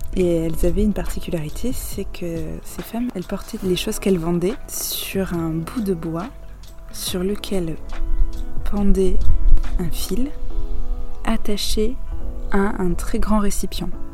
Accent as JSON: {"language": "French", "country": "France", "said": "vous nous reconnaissez en tant que Français"}